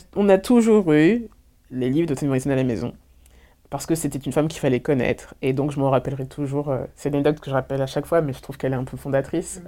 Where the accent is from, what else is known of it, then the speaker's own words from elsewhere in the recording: Orléans, Centre-Val de Loire, France; Je suis née à Orléans